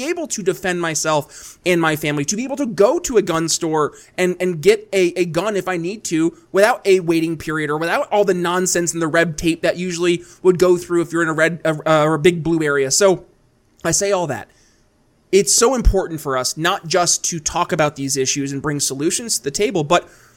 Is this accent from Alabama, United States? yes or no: no; New York, United States; moved away as an adult; also born or lived in Philadelphia, Pennsylvania; now in eastern Indiana, United States; I saw in my home state of New York State it happening. And I couldn't raise a family there